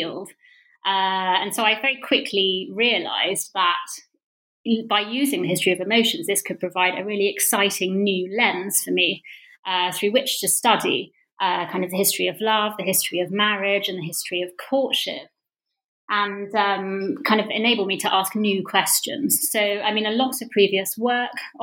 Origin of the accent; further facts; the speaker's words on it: Bedfordshire, East of England, United Kingdom; moved away as an adult; also born or lived in Sheffield / London; I grew up in Bedfordshire.